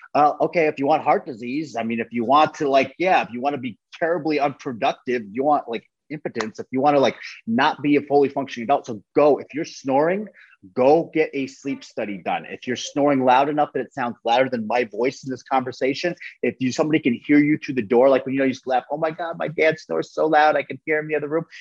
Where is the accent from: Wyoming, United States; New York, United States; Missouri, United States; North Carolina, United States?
New York, United States; a small town outside of Buffalo; I'm from Buffalo, New York. I'm from like a, a small town outside of Buffalo, New York.